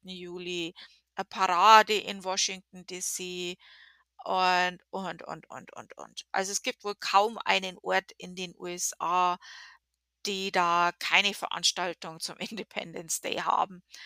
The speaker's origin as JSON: {"language": "German", "country": "Germany", "moved": "yes", "lives_now": "United States", "said": "wir in Deutschland"}